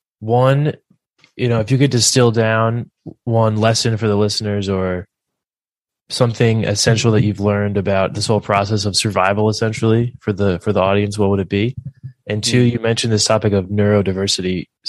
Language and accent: English; Philadelphia, Pennsylvania, United States; now in West Coast, United States; I'm from Philadelphia.